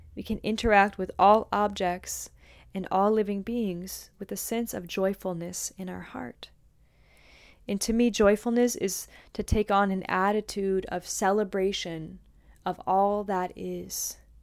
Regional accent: St. Louis, Missouri, United States; I'm from Saint Louis, where there's, like, lots of farmer type people around

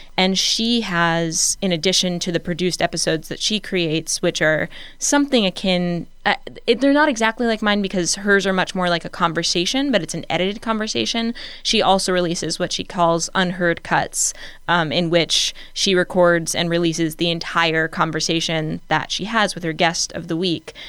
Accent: Richmond, Virginia, United States; I grew up in Richmond, Virginia

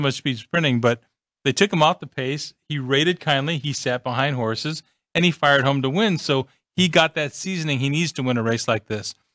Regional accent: California, United States; I'm from California, and the Breeders' Cup is in my backyard

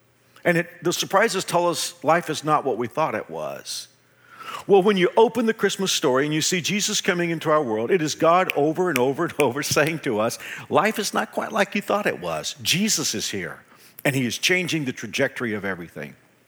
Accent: Dallas, Texas, United States; now in Wichita, United States; I came from the Dallas-Fort Worth area 33 years ago, but I've loved living in Wichita because Wichitans are more polite

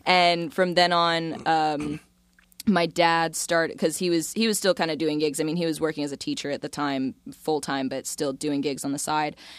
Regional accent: Florida, United States; also born or lived in Tortola, British Virgin Islands; Florida raised, not Florida born.

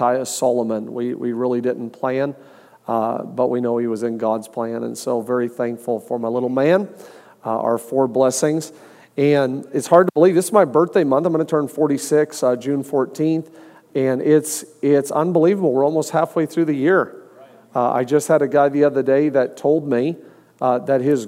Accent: Canada; moved away; also born or lived in Ohio; I'm born and raised in Canada

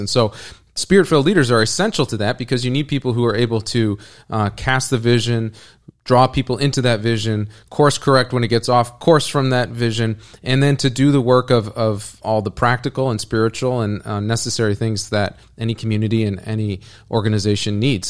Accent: United States; as an American

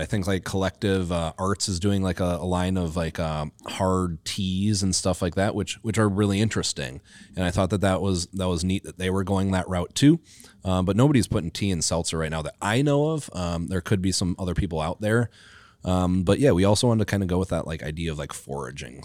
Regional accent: Wisconsin, United States; now in Minnesota, United States; I grew up in Wisconsin

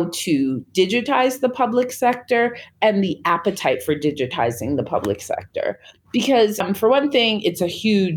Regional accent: Long Island, New York, United States; moved away as an adult; now in Nairobi, Kenya; I am from Long Island, New York in the U.S.

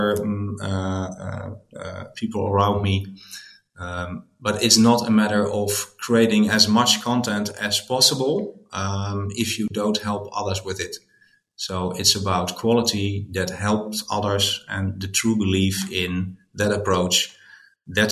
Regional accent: Netherlands; I'm from the Netherlands

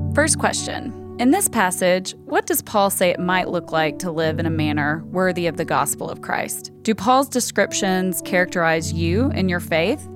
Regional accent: Hendersonville, Tennessee, United States; accent: Southern; now in Chicago, United States; I was born and raised in Hendersonville, Tennessee, which is just, like, twenty miles north of Nashville

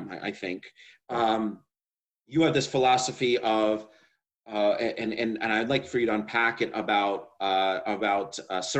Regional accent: New York, United States; I'm a New Yorker

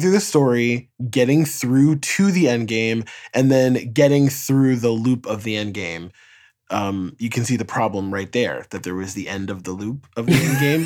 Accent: New York, United States; as a New Yorker

